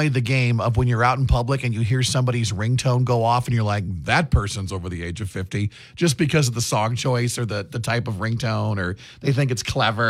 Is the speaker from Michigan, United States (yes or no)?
no; Iowa, United States; I'm obviously lived here all my life.